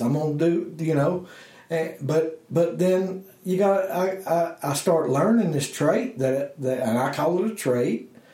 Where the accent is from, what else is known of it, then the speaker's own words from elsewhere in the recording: Blue Ridge Mountains of Virginia, United States; I'm a hillbilly from the Blue Ridge Mountains of Virginia